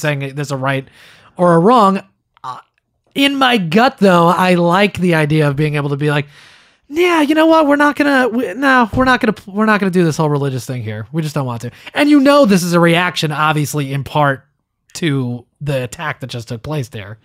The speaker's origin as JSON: {"language": "English", "region": "East Coast of the United States", "country": "United States", "tie": "born or raised there", "said": "I was born on the East Coast in the United States"}